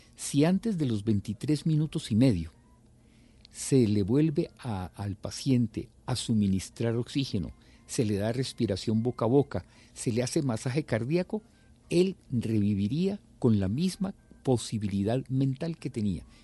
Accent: Tuluá, Valle del Cauca, Colombia; moved away; Yo vivía en una cuadra de mi, de mi pueblo en Tuluá y nos conocíamos todos los vecinos de esa, de esa cuadrita, ¿cierto? Yo sabía, yo quién vivía al frente, quién vivía al lado, jugaba con los compañeritos de mi edad en esa cuadra

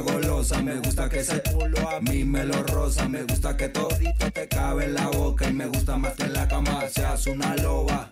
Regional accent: Valle de Chalco, State of Mexico, Mexico; Valle de Chalco, es en el oriente del Estado de México

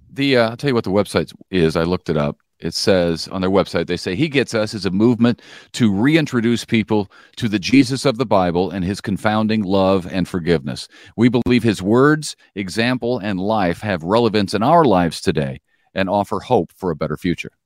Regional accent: Collinsville, Illinois, United States; now in Springfield, Missouri, United States; my hometown, Collinsville, Illinois

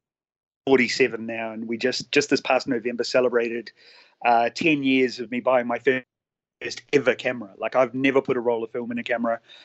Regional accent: Auckland, New Zealand; moved away as an adult; now in Adelaide, Australia; I'm originally from New Zealand, so I grew up in Auckland. I moved to Australia 10 years ago

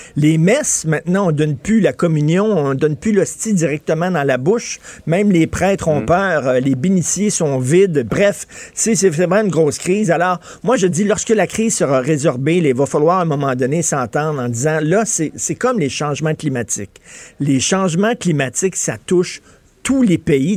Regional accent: Montreal, Quebec, Canada; chez nous à Montréal.

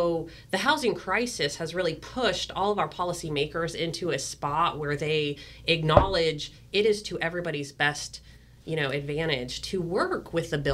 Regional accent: Georgia, United States; now in California, United States; I was raised in Georgia

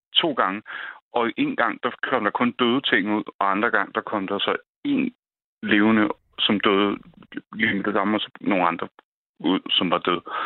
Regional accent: North Zealand, Capital Region of Denmark, Denmark; jeg kommer fra Nordsjælland

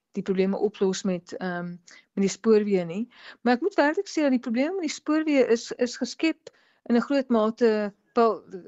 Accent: South Africa; ons as Suid-Afrikaners

